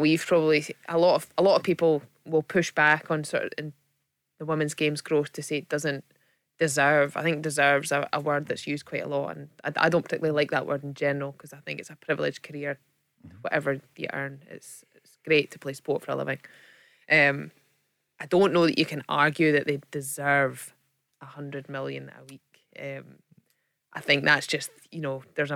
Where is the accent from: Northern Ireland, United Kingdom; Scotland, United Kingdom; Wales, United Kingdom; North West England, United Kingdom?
Scotland, United Kingdom; being Scottish